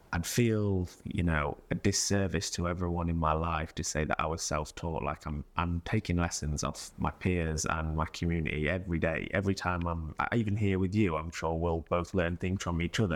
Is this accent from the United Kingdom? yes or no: yes; Mansfield, East Midlands, United Kingdom; now in London, United Kingdom; I was, um, from Mansfield